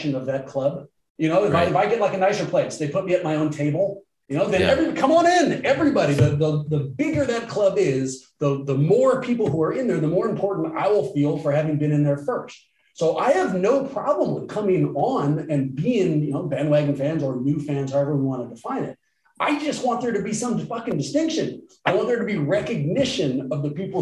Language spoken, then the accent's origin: English; Oakland, California, United States; I'm born and raised in Oakland